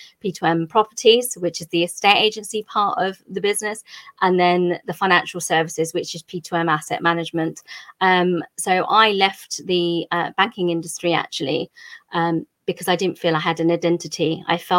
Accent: England, United Kingdom; Country of origin is India. I was actually born here.

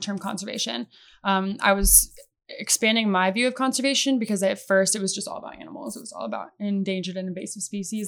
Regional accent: Oskaloosa, Iowa, United States; moved away as an adult; now in Arizona, United States; I grew up in Oskaloosa, Iowa

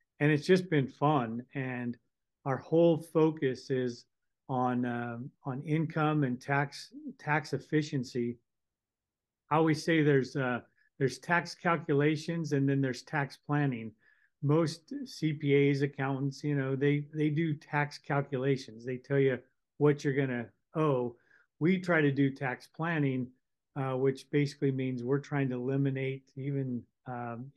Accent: Northern California, United States; I grew up in California, Northern California

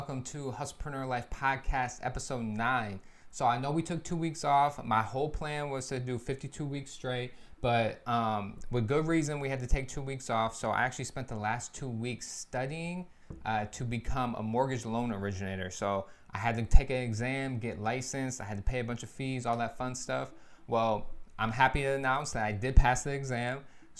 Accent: Lansing, Michigan, United States; my hometown, Lansing, Michigan.

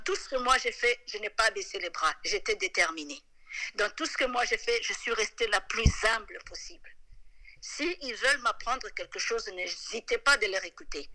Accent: DR Congo; moved away as an adult; also born or lived in London, England; now in Scotland, United Kingdom; je suis congolaise

